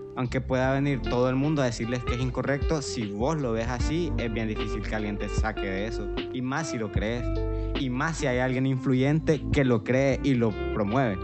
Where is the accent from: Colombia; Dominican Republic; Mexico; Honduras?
Honduras; nosotros como hondureños